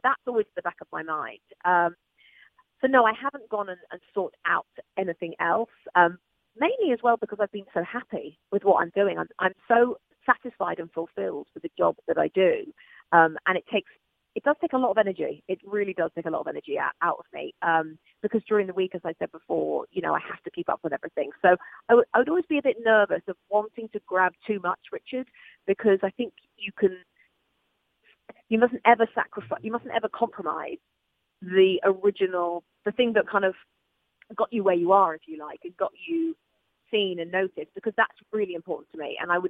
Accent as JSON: {"language": "English", "region": "England", "country": "United Kingdom", "said": "Yes, I'm a Crystal Palace fan, and but the problem is that I'm English, and so it was already out there when I got the job with NBC."}